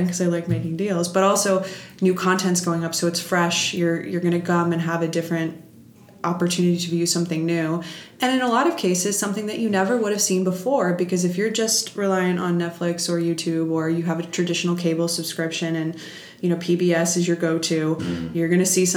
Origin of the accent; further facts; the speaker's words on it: New York, United States; I'm a New Yorker